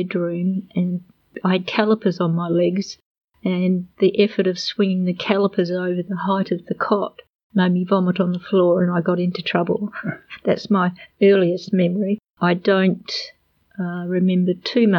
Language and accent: English; Adelaide, South Australia, Australia; also born or lived in Underdale; And they built a house at Plimpton, and I grew up at Plimpton